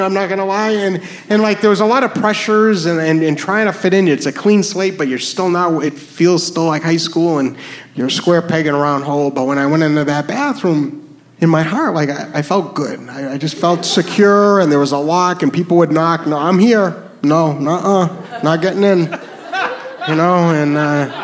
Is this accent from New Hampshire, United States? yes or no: yes; New Hampshire, United States; moved away; also born or lived in New York; I am from New Hampshire